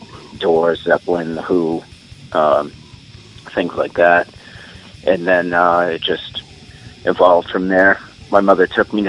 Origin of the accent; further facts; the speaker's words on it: Fitchburg, Massachusetts, United States; I'm born and raised in Fitchburg